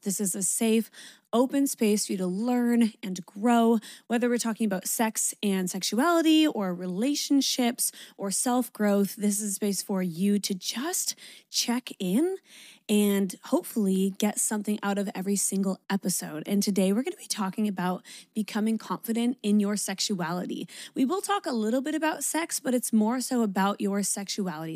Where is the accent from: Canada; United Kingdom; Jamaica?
Canada; I'm Canadian